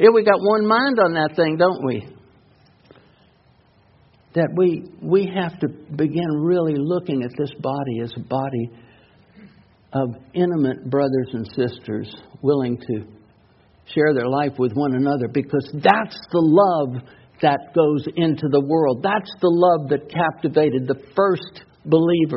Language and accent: English; New York City, New York, United States; moved away; also born or lived in North Carolina; When I was growing up in New York City and going to high school there, I mean, I come out of North Carolina and going into high school in New York